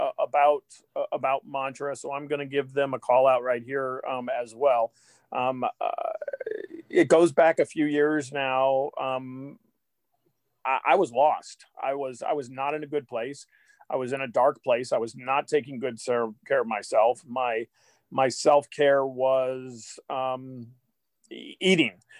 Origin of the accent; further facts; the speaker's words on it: Athens, Ohio, United States; now in Kansas City, United States; I grew up in Athens, Ohio